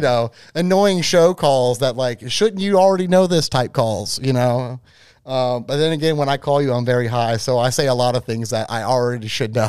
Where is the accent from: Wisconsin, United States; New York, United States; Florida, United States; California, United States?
Florida, United States; I am from Florida